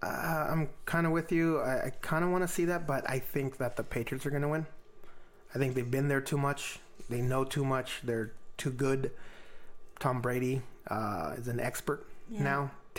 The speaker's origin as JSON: {"language": "English", "town": "Ciudad Juárez", "region": "Chihuahua", "country": "Mexico", "said": "I came from Juarez, one of the most dangerous cities in the world, just so you know."}